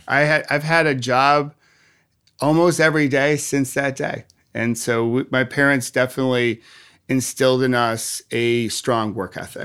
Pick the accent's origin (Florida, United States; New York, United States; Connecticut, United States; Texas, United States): New York, United States; Rochester; moved away; I grew up in Rochester, New York, the home of Kodak.